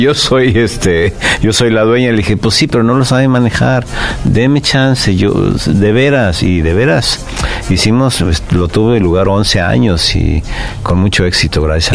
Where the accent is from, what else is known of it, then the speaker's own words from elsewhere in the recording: Mexico City, Mexico; nací en el DF, en la calle de Regina 84, entre Pino Suárez y 20 de noviembre.